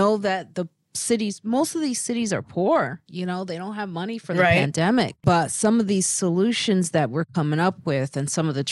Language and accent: English; Chicago, Illinois, United States; we're both from Chicago